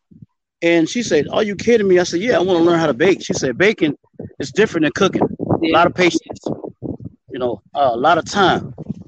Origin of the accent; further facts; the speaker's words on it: Orangeburg, South Carolina, United States; also born or lived in Charlotte, North Carolina / Greenwood, South Carolina; I'm from Orangeburg, South Carolina. I've been around a long time in the community.